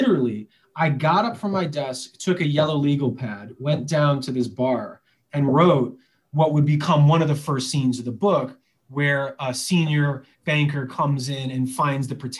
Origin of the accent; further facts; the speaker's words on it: Chicago, Illinois, United States; I grew up in Chicago